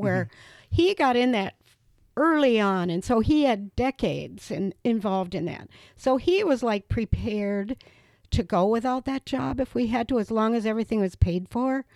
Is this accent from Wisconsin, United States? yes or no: yes; Reedsburg, Wisconsin, United States; moved away as an adult; also born or lived in Janesville, Wisconsin; coming back to my hometown